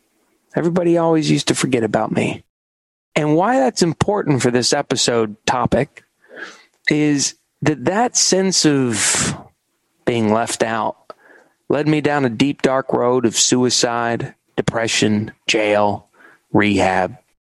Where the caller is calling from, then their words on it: New York City, New York, United States; I'm calling in from New York City. I've lived here for about 10 years.